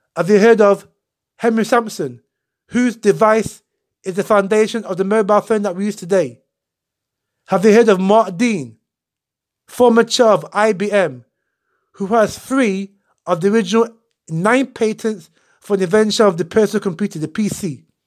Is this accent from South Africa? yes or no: no; Ghana; I was born in Ghana.